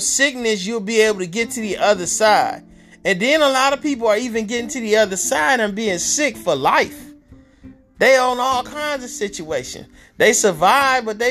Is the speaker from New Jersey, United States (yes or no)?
no; Detroit, Michigan, United States; I grew up in Detroit, Michigan